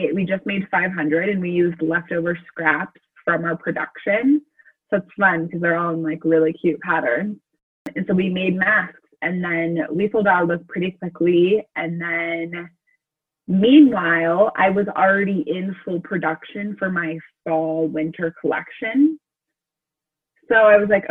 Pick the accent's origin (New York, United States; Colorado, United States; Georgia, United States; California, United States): Colorado, United States; I'm from Colorado